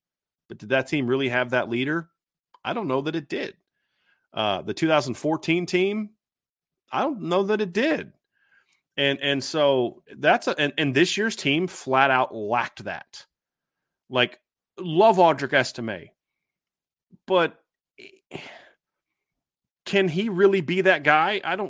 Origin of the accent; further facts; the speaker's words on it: Austin, Texas, United States; I came from Austin Westlake.